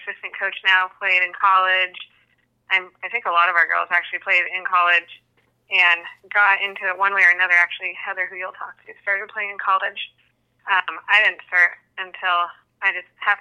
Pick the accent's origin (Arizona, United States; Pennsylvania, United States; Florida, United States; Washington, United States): Washington, United States; Seattle; moved away; I'm from Seattle originally, so we get to travel to, Seattle, where I used to live